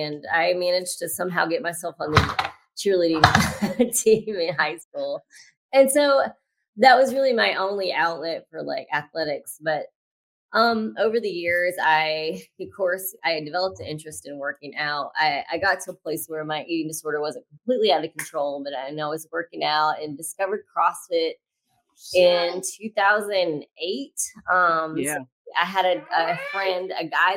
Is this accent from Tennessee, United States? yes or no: no; Louisiana, United States; I grew up in Louisiana